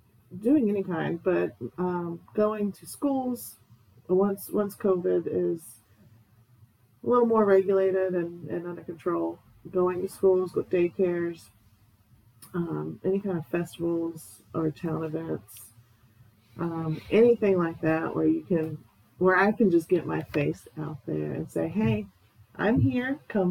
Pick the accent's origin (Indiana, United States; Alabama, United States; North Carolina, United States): North Carolina, United States; Greenville; now in Conway, United States; Originally, I'm from North Carolina, but I've lived a little all over the place. But currently, I live in Conway with my husband.